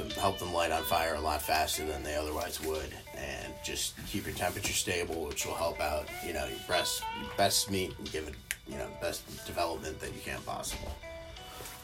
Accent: Georgia, United States; now in Chicago, United States; I grew up in Georgia, and when I was there, developed a love for barbecue

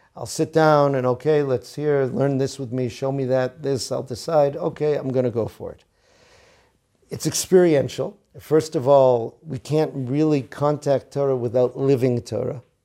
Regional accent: Boston, Massachusetts, United States; now in Israel; He asked me where I was from. I said, "From Boston."

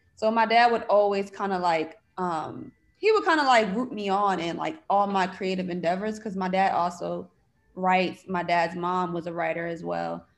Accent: Bridgeport, Connecticut, United States; now in Los Angeles, United States; I am originally from Bridgeport, Connecticut. I currently live in Los Angeles

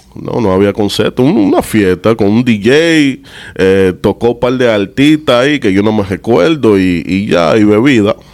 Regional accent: New York, United States; also born or lived in Dominican Republic; nací en Nueva York, en Harlem, en St. Luke's Hospital

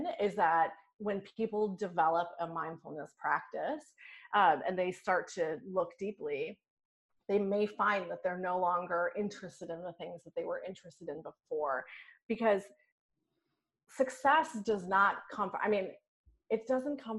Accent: New York, United States; I'm a New Yorker

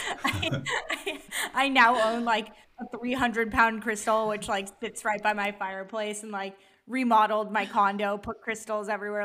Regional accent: East Bay, Bay Area, California, United States; also born or lived in Santa Barbara / San Francisco; now in Los Angeles, United States; but I did grow up in the Bay Area, so in the East Bay

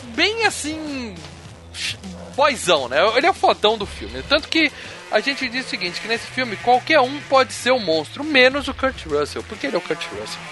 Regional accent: Ceará, Brazil; eu cresci no Ceará

